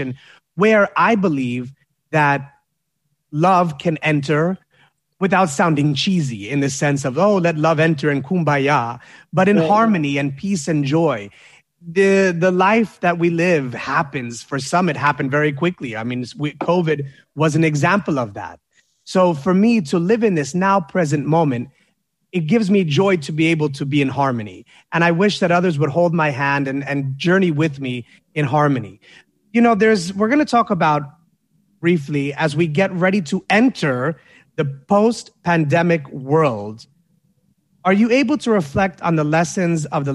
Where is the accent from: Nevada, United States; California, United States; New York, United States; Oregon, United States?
New York, United States; I'm a New Yorker